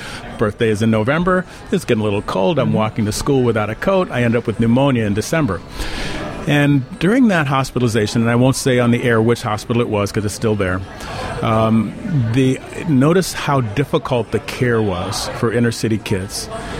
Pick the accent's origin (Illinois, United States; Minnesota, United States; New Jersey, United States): Illinois, United States; Chicago; South side of Chicago.